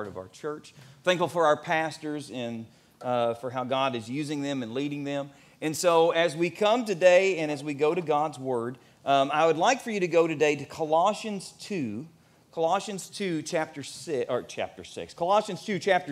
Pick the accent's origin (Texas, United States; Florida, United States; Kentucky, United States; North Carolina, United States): Kentucky, United States; Elizabethtown; When I grew up here in Elizabethtown